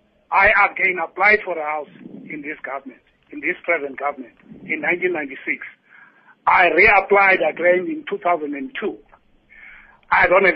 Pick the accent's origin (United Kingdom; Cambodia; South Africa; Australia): South Africa; Sophiatown, Gauteng; born there; I worked for Johannesburg Municipality for 15 years. I was born in Sophiatown.